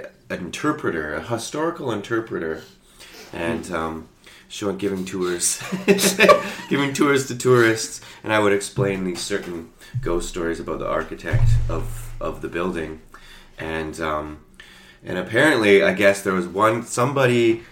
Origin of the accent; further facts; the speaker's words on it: Victoria, British Columbia, Canada; now in Toronto, Canada; Vancouver. Victoria, Vancouver.